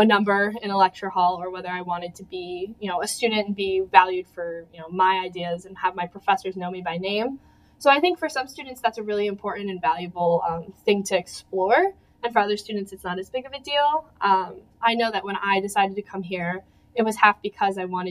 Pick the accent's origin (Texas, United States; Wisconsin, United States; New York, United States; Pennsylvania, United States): New York, United States; Churchville; I'm from Churchville, which is a suburb of Rochester, just about an hour car ride away